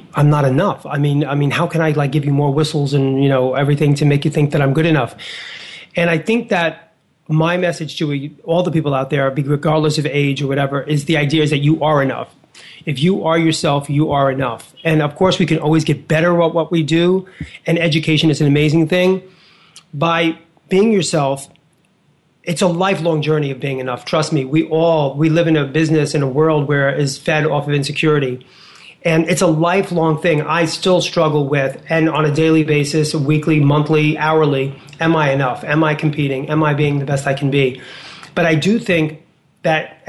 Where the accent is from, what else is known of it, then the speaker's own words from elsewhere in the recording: New York City, New York, United States; I was a kid from Hell's Kitchen, 10th Avenue, 49th Street